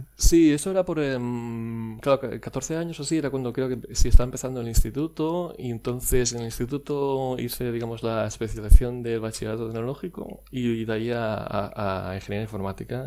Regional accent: Barcelona, Catalonia, Spain; moved away as an adult; also born or lived in Dublin, Ireland / Wexford, Ireland; nacido en Barcelona, Em, en un pueblecito llamado San Vicente Eh, y bueno, estuve viviendo. En, de hecho, en los últimos años he estado cambiando casi de ciudad eh, prácticamente cada dos años, pero, pero originario, originario de, Barcelona

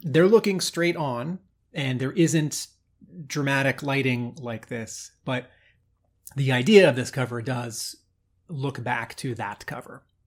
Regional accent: United States; I grew up near Washington D.C.

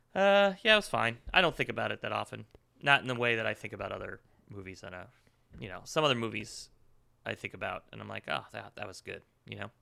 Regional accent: Northeast, United States; growing up in the Northeast, that is what Connecticut, New Jersey is like

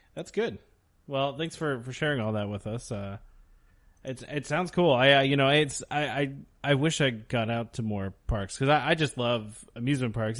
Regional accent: United States; as an American

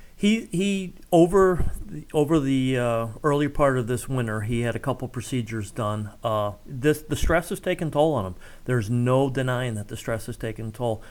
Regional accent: Ohio, United States; also born or lived in Cincinnati, Ohio / Columbus, Ohio; now in Ashland, United States; I grew up in Cincinnati and Columbus, so I, I know Ohio pretty well

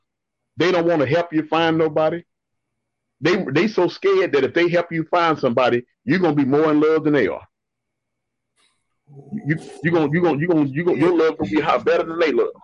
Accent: Moody, Texas, United States; moved away as an adult; now in Dallas, United States; From a town called Moody. It's in Central Texas, on the other side of Waco.

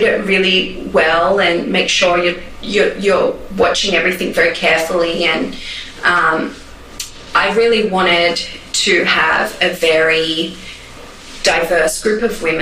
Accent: Australia; now in New York, United States; me as an Australian

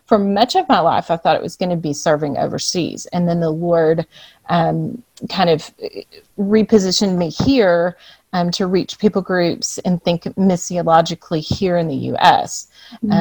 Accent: Port Lavaca, Texas, United States; moved away as an adult; now in Atlanta, United States; So I grew up in Port Lavaca, Texas, which is right on the coast, and small town

